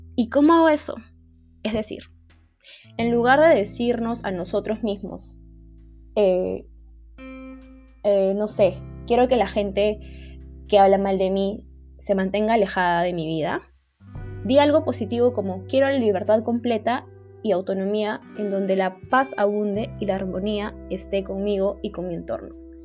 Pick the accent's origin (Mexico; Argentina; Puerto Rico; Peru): Peru; Lima; soy de Lima, Perú.